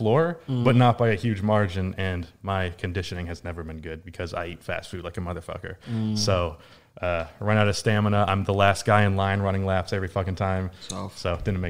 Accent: the South, United States; I'm from the South, but I do not claim it

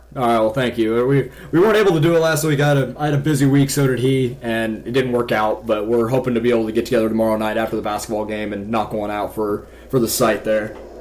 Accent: Kansas City, United States; I'm from the Kansas City area

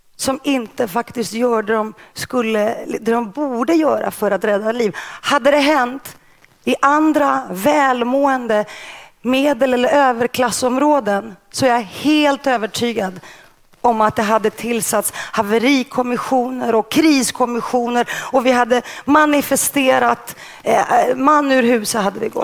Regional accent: Stockholm, Stockholm County, Sweden; first language Greek; Swedish is a second language; när jag kom till Sverige, jag var väl sex år, när jag kom till Rinkeby och växte upp i ett hem utan böcker

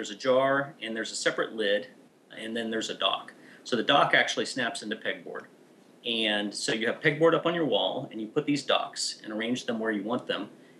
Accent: United States; But I'm American, so.

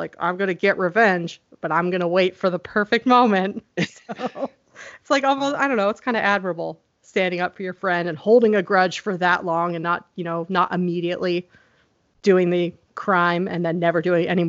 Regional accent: Pennsylvania, United States; Yeah, because I grew up in Pennsylvania, and we had like AOL dial-up and no cable or anything.

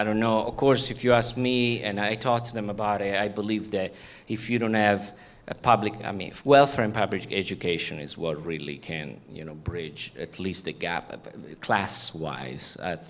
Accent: Italy; accent: Italian; English is a second language; now in United States; I was born in Italy. In the US, small town. If I know I don't have an accent anymore, but I used to have an Italian. Yeah, I'm from Italy, and a small town, blue collar, shoe working, people

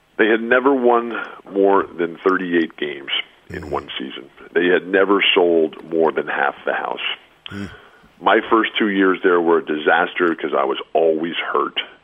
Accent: San Diego, California, United States; I'm in my hometown, sitting in my living room at home

